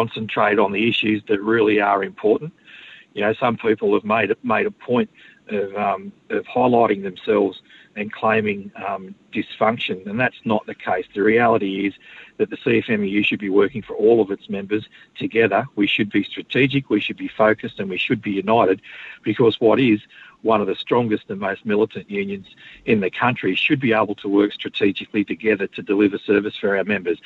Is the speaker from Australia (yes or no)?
yes; Queensland, Australia; I speak to the workers in my home state